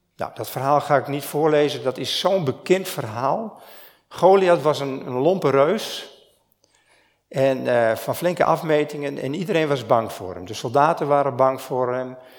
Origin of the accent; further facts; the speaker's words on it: Stiens, Friesland, Netherlands; Ik kom uit Stiens